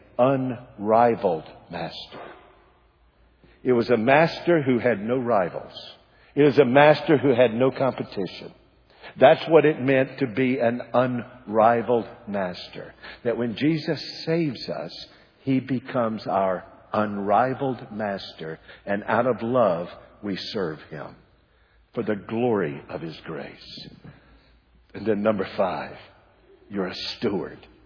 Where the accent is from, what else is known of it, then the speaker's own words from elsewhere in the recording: United States; I am an American.